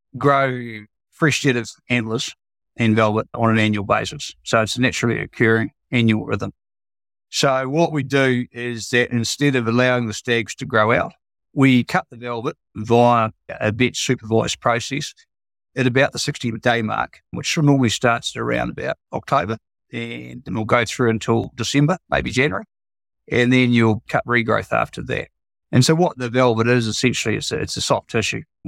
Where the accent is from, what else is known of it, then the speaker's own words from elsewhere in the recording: New Zealand; moved away as an adult; now in Central Hawke's Bay, New Zealand; I grew up farming in the King Country on a sheep and beef farm